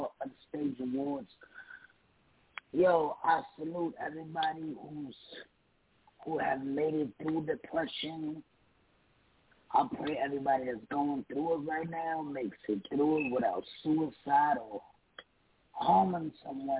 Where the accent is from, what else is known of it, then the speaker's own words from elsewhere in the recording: New York, United States; I'm from New York